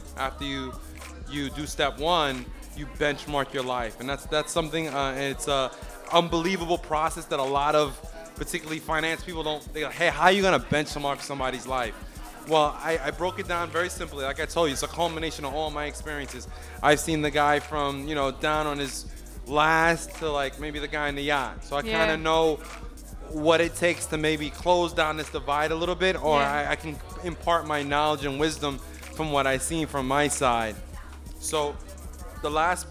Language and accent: English; Uniondale, New York, United States; also born or lived in Brooklyn, New York; I was born in Brooklyn, raised out in Long Island in Uniondale